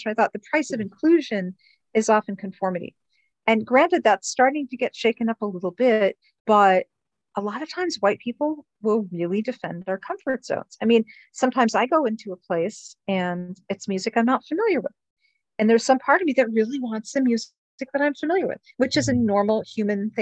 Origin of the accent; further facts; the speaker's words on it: Miami, Florida, United States; I grew up in Miami.